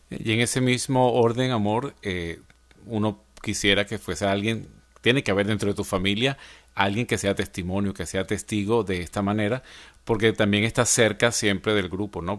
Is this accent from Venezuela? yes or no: yes; Venezuela; now in Atlanta, United States; en mi país, en Venezuela